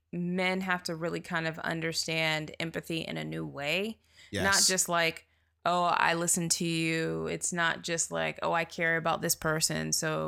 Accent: the South, United States; Yeah, not everybody's like that. We grew up in the South.

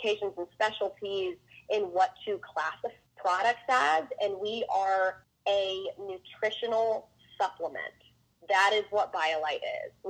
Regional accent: Atlanta, Georgia, United States; I grew up here. So I grew up in Atlanta.

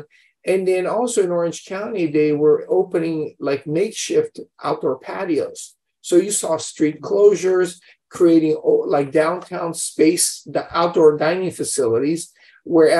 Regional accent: Brazil; now in United States; We grew up in Brazil, of all places. Parents immigrated, you know, there after World War II. We were born and raised there. We come to America.

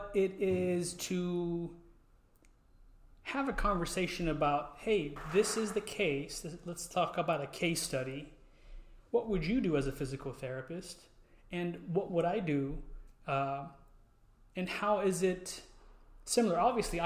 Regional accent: Houston, Texas, United States; I'm from Houston, Texas.

